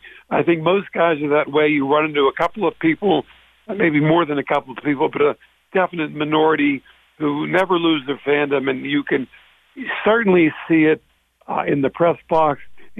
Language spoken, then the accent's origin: English; Pittsburgh, Pennsylvania, United States; I am Pittsburgh born and raised. In fact, the longest I've ever been out of Pittsburgh was when I covered the Pirates in spring training.